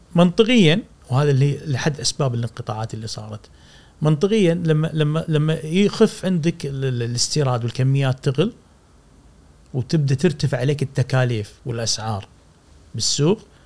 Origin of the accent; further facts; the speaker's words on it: Kuwait; احنا عندنا في الكويت